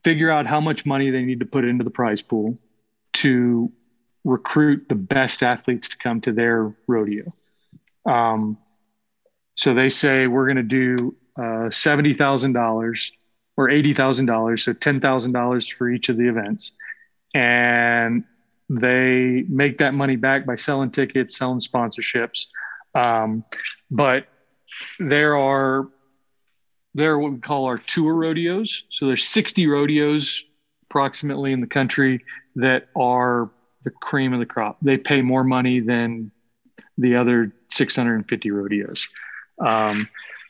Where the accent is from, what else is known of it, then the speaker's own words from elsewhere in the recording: Texas, United States; I grew up in Texas